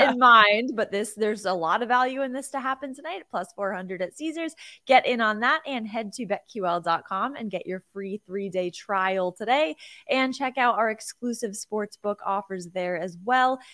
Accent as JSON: {"language": "English", "region": "Connecticut", "country": "United States", "tie": "born or raised there", "said": "my home state and Connecticut"}